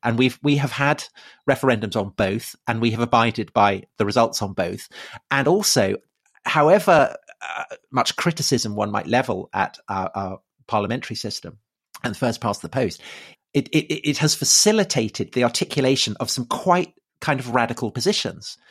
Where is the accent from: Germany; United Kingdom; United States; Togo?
United Kingdom; Salisbury, South West England; also born or lived in Brixton, London; now in London, United Kingdom; I grew up outside Salisbury